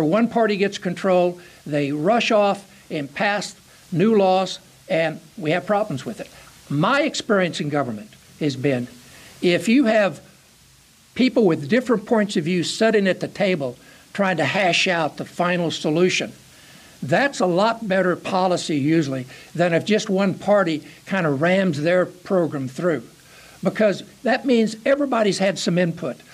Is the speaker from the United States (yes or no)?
yes; Charleston, Illinois, United States; I grew up in Charleston, Illinois